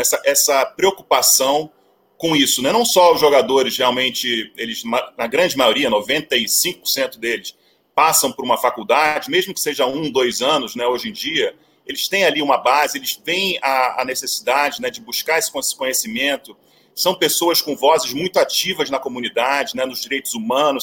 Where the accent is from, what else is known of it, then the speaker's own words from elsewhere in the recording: Brazil; moved away as an adult; also born or lived in United States; sou brasileiro